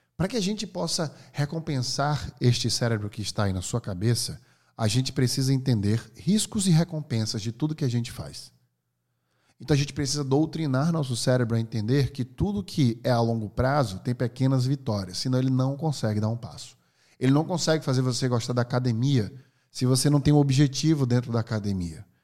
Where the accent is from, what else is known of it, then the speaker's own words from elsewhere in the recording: Northeast Region, Brazil; Eu sou nordestino